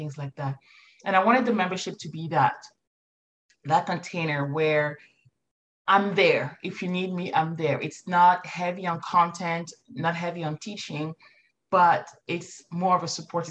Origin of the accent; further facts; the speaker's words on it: Morocco; moved away; Morocco is home for me. I was born and raised in Morocco.